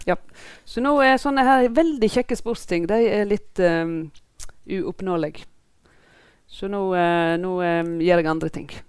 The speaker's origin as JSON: {"language": "Norwegian", "town": "Voss", "region": "Vestland", "country": "Norway", "tie": "born or raised there", "said": "jeg er fra Voss"}